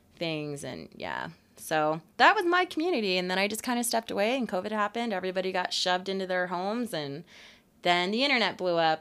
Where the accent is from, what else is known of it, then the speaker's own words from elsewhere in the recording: Oscoda, Michigan, United States; now in Utah, United States; I was actually born in Michigan in the U P